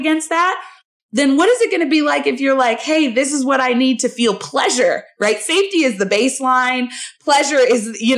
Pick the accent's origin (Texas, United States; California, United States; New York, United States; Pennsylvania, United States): California, United States; Southern; now in Chicago, United States; so we live in Chicago. I'm from Southern California